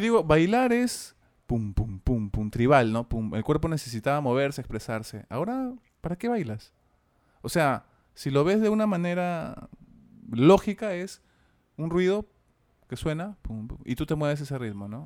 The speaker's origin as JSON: {"language": "Spanish", "country": "Peru", "said": "acá en Perú decimos mis viejos"}